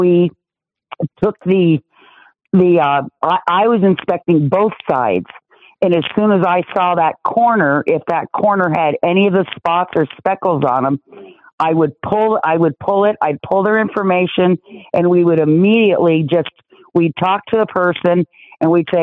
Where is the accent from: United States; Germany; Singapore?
United States; Las Vegas, Nevada; moved away as an adult; also born or lived in Arizona; I grew up in Las Vegas in the mid 70s to the mid 80s as a teenager.